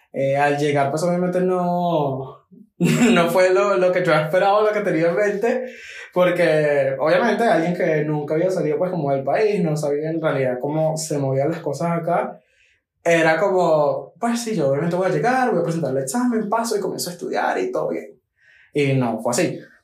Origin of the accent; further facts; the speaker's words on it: Maracay, Aragua, Venezuela; moved away as an adult; also born or lived in Villa de Cura; now in Medellín, Colombia; Yo nací en Villa de Cura, pero a los dos añitos nos mudamos para Maracay y básicamente crecí allá